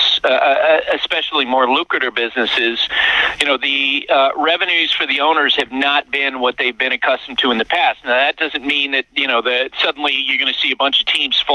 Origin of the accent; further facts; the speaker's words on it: Central Vermont, United States; I grew up in Central Vermont.